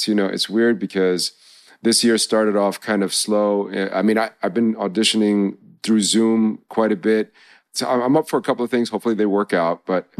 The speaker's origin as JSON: {"language": "English", "region": "New York", "country": "United States", "tie": "born or raised there", "said": "I grew up, growing up in New York, having so much diversity, having been exposed to so many different experiences in life"}